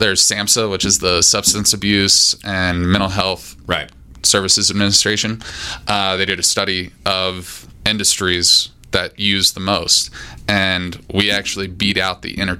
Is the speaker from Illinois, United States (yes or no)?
no; Mena, Arkansas, United States; moved away as an adult; originally from Arkansas, little town called Mena